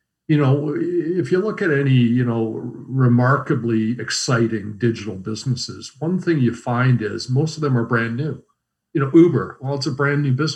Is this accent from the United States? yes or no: no; Canada; we as Canadian consumers